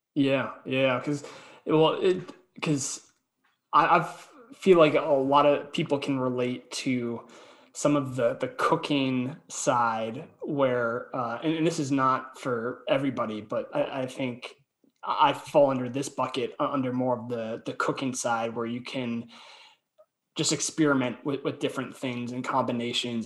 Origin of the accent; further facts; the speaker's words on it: Boston, Massachusetts, United States; I'm from Boston